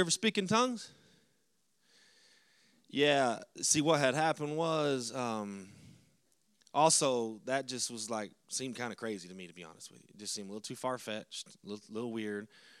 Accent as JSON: {"language": "English", "region": "Texas", "country": "United States", "said": "And, of course, that's when we're from Texas, like, \"Thank God we made it. We made it.\""}